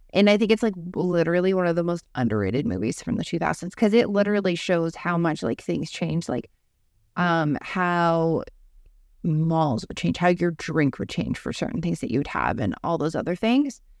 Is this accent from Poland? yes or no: no; Canada; Justin Trudeau about this, who's our prime minister.